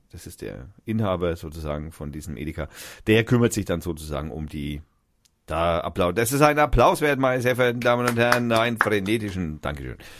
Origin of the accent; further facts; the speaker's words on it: Fürth, Bavaria, Germany; wir sind aus Fürth